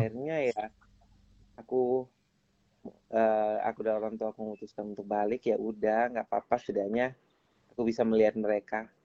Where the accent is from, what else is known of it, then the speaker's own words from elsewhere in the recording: Kefamenanu, East Nusa Tenggara, Indonesia; saya dari NTT dan saya juga pengen sekali untuk membangun daerah saya